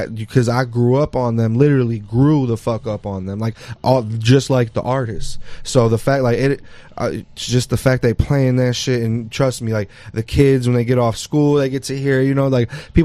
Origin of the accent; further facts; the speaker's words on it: Detroit, Michigan, United States; also born or lived in Mexico City; I'm really from Detroit